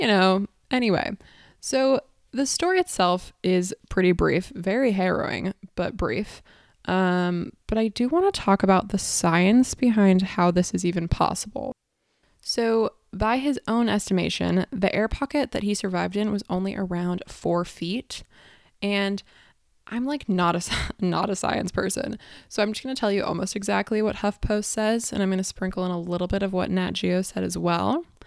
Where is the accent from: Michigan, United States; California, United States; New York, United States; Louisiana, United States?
California, United States; San Diego; I'm from San Diego